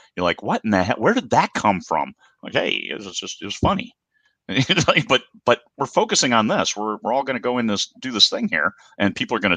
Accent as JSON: {"language": "English", "region": "Midwest", "country": "United States", "tie": "born or raised there", "said": "I grew up in the Midwest. I was only 3 hours away from Lake Geneva."}